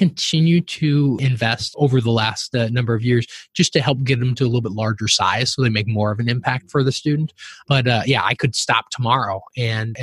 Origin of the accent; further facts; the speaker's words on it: southern Minnesota, United States; kid growing up in Minnesota on a farm in southern Minnesota